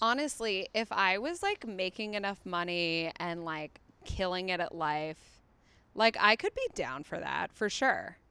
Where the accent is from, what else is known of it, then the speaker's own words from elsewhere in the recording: Chicago, Illinois, United States; moved away; also born or lived in East Coast / Australia / England; From Chicago